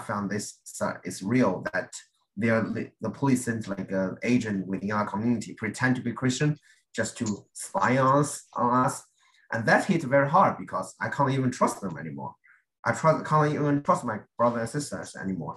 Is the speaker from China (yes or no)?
yes; China; now in United States; I have to go to church in China, in my hometown